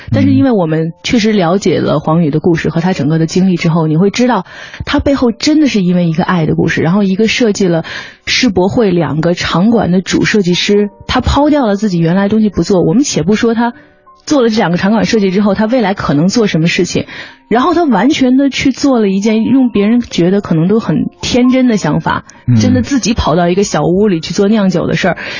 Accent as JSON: {"language": "Chinese", "region": "Beijing", "country": "China", "said": "我是北京人嘛"}